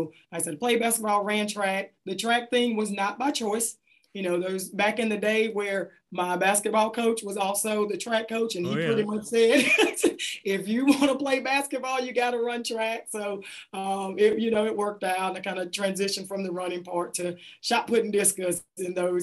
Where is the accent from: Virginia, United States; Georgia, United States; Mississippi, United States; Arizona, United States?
Mississippi, United States; Hattiesburg; Grew up in a community outside of Hattiesburg called Kelly Settlement